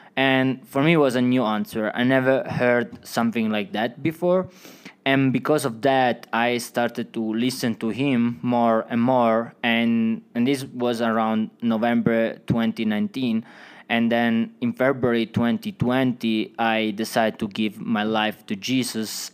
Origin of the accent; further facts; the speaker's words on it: Italy; English is a second language; moved away as an adult; also born or lived in Switzerland; now in Woodland Park, United States; from Italy